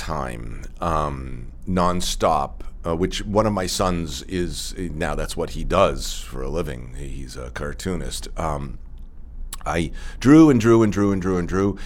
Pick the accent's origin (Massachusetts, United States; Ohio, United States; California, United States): Massachusetts, United States; Woburn; moved away; also born or lived in New York; I grew up in Woburn, Massachusetts, which is about 10 miles northwest of Boston